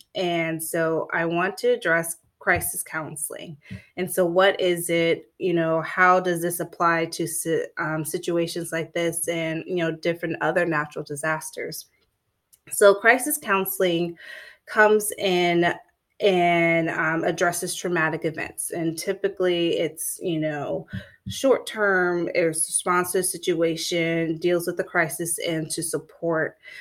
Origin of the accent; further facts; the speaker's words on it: Florida, United States; I'm from Florida. I'm a Florida girl, born and raised.